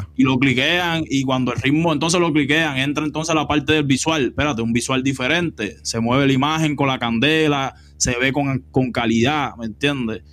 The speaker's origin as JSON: {"language": "Spanish", "country": "Cuba", "moved": "as an adult", "lives_now": "Los Angeles, United States", "said": "Yo vine directo de Cuba"}